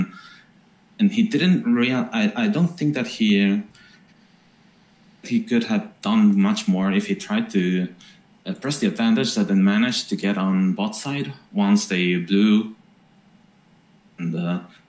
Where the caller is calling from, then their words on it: Italy; I'm calling from Italy, actually